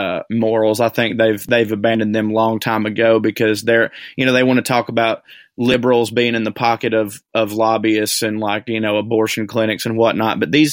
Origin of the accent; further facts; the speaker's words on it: the South, United States; even though I'm from the South